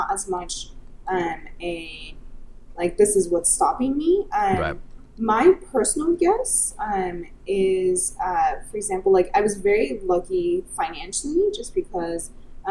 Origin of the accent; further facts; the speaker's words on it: United States; also born or lived in Silicon Valley; I'm Chinese American, so I have very Asian parents